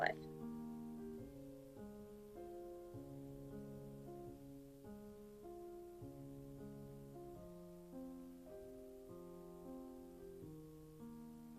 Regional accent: Alabama, United States; I'm from Alabama

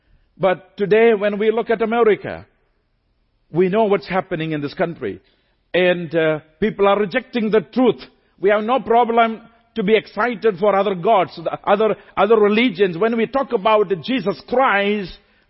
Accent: India; since I'm from India

